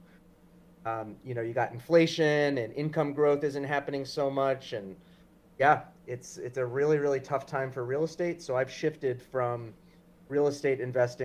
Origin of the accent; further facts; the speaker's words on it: Long Island, New York, United States; also born or lived in Queens, New York; So I was born in Queens, grew up Long Island, New York